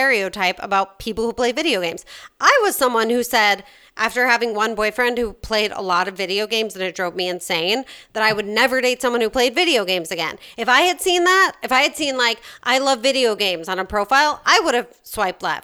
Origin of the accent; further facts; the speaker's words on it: Chicago, Illinois, United States; accent: Chicago; my Chicago accent